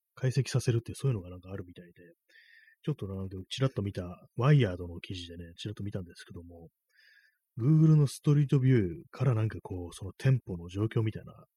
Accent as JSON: {"language": "Japanese", "region": "Tokyo", "country": "Japan", "said": "私東京なんですけども"}